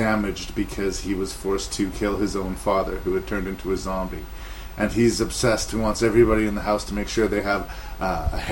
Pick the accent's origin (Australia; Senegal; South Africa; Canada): Canada; I am Canadian